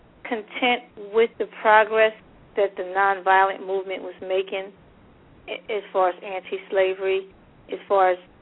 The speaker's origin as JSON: {"language": "English", "town": "Paterson", "region": "New Jersey", "country": "United States", "tie": "born or raised there", "said": "I was born and raised in Paterson, New Jersey, which is known as Silk City, and it was founded by Alexander Hamilton."}